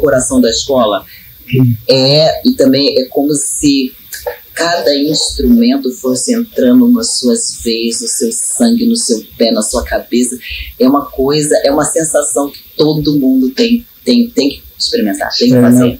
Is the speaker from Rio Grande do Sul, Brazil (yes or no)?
no; Baixada Fluminense, Rio de Janeiro, Brazil; Eu sou nascida e criada na Baixada Fluminense